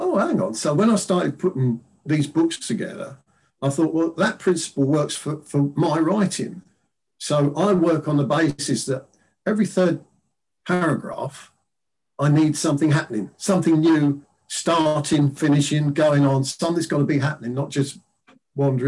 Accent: London, United Kingdom; at my school, which was the first comprehensive school in London, William Penn Comprehensive in East Dulwich in London

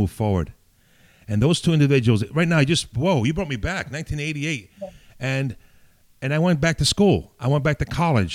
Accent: New York City, New York, United States; also born or lived in Italy; now in Valley Stream, United States; I came from Italy too as a little boy off the boat. I came out really off the boat and raised in the Bronx, Arthur Avenue, Bellman Avenue in the Bronx

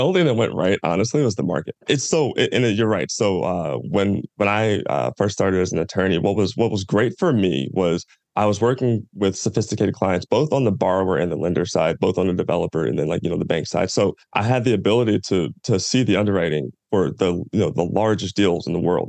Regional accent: Louisville, Kentucky, United States; moved away as an adult; I'm from Louisville, Kentucky, born and raised. I was there for the first 18 years of my life.

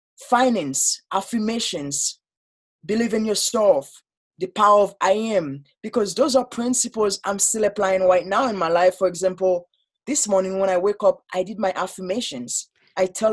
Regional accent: Haiti; English is a second language; moved away as an adult; now in United States; I grew up in Haiti

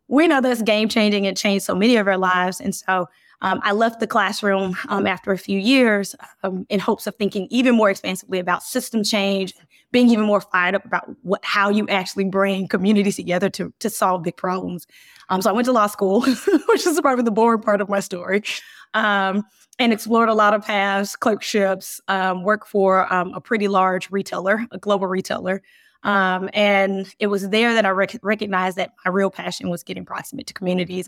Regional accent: Birmingham, Alabama, United States; I grew up in Birmingham

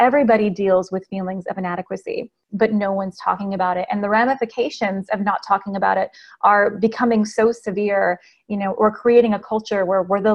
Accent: Las Vegas, Nevada, United States; now in Nashville, United States; I am originally from Las Vegas, Nevada. I now live in Nashville, Tennessee.

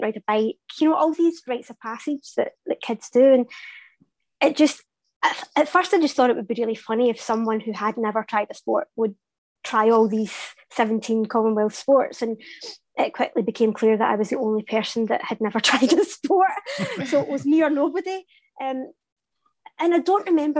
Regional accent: Glasgow, Scotland, United Kingdom; I'm Glaswegian.

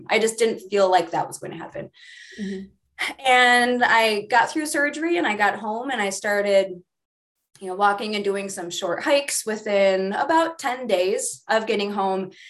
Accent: Midwest, United States; I grew up in the Midwest

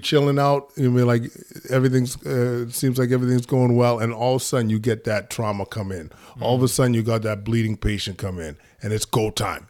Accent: Edmonton, Alberta, Canada; I was born in Edmonton, Alberta. Um, my parents are from Ghana, uh, and I was, uh, one of four kids growing up, uh, in Edmonton

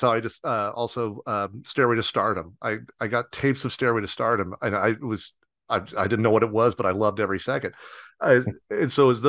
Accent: Southern Indiana, United States; growing up in Southern Indiana, literally out of touch with everything

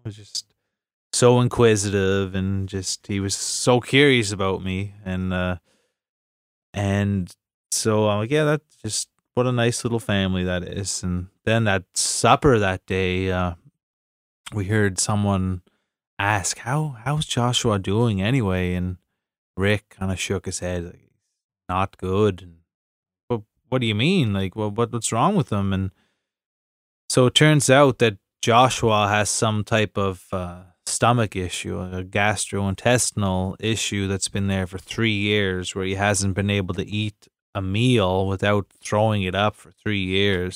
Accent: East Coast Canada, Canada; Canadians and maybe especially East Coast Canadians, 'cause we're kind of over the top

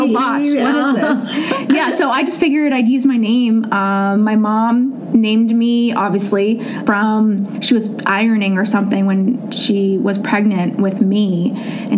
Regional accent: Mount Lebanon, Pennsylvania, United States; now in Peters Township, United States; I grew up in Mount Lebanon. I never wanted to leave the Mount Lebanon bubble

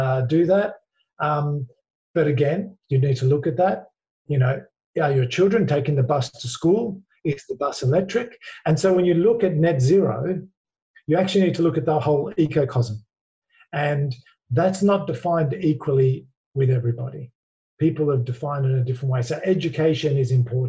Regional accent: Australia; accent: Australian; you can hear from my accent, I'm an Aussie

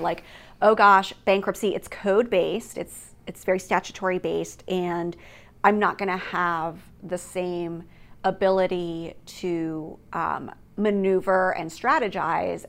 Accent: East Coast, United States; moved away as an adult; also born or lived in Hawaii; I grew up on the East Coast

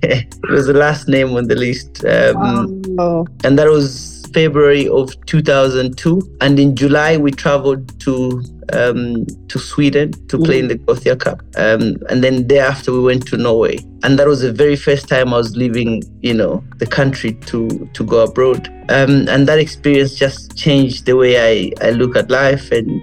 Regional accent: Lusaka, Lusaka Province, Zambia; also born or lived in United Kingdom; So I grew up in Kalingalinga compound near Mass Media in Lusaka.

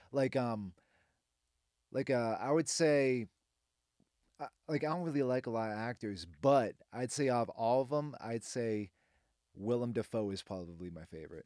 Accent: Boston, Massachusetts, United States; moved away as an adult; now in Nashville, United States; I'm from Boston

